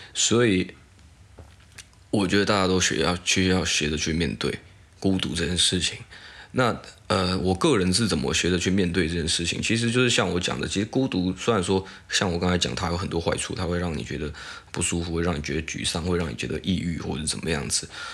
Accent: Taiwan; 我台湾人

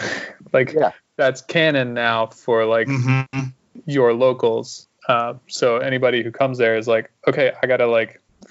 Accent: North Carolina, United States; I grew up in North Carolina

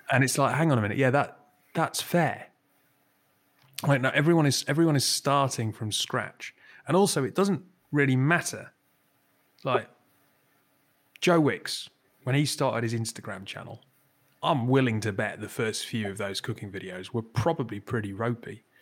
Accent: Newcastle upon Tyne, North East England, United Kingdom; I'm from Newcastle.

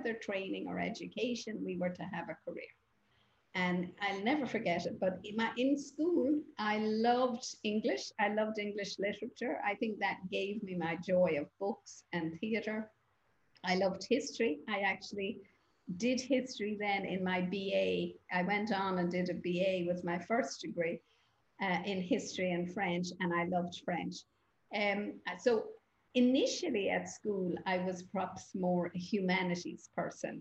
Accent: Ireland; I grew up in Holy Catholic Ireland, as we call it

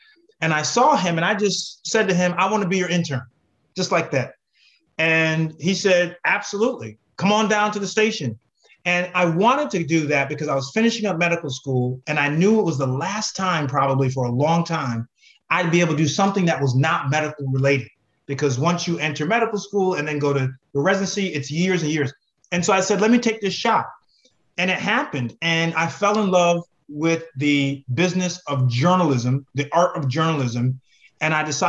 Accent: Connecticut, United States; I grew up in Connecticut

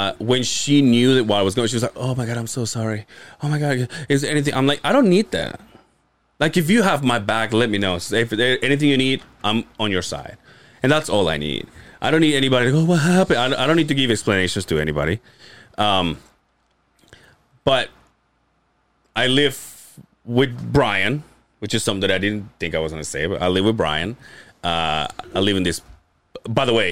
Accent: Yucatán, Mexico; born or raised there; now in United States

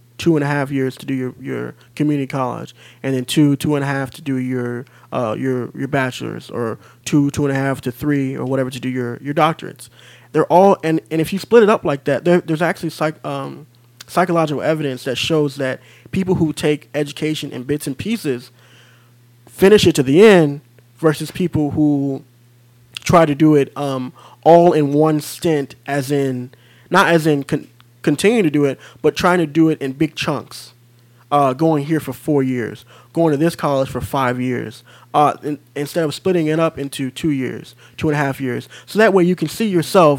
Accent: Midwest, United States; moved away as an adult; now in California, United States; I'm originally from the Midwest.

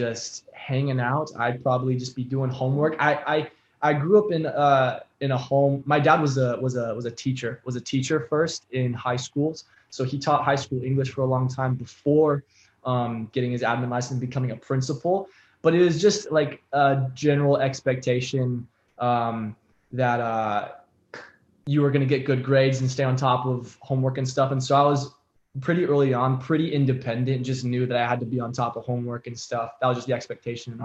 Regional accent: Bend, Oregon, United States; I grew up in Bend

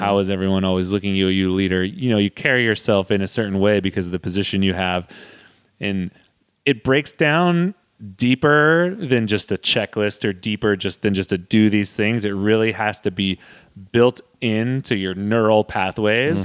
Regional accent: Modesto, California, United States; my hometown of the Modesto

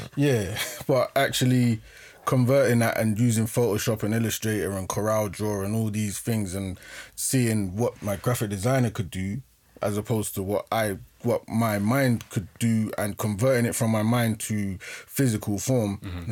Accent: London, United Kingdom; we grew up in Acton, Shepherd's Bush

